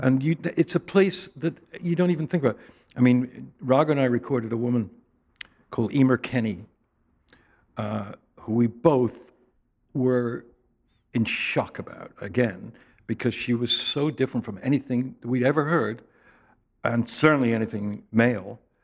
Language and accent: English; England, United Kingdom; moved away; Growing up in England